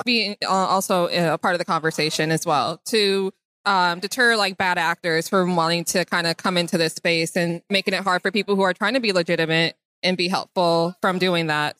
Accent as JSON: {"language": "English", "town": "Chicago", "region": "Illinois", "country": "United States", "said": "I am originally from Chicago"}